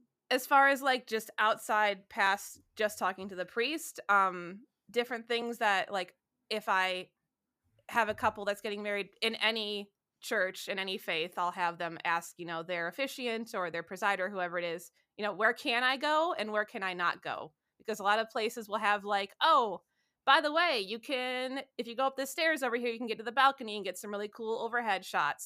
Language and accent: English; Southeast Michigan, United States; now in Cleveland, United States; where I grew up in Southeast Michigan.